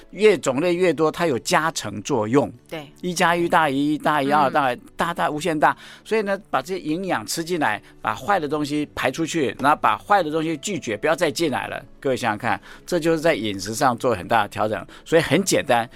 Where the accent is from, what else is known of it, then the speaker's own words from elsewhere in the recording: Taiwan; 我们台湾话叫嗲玛嘎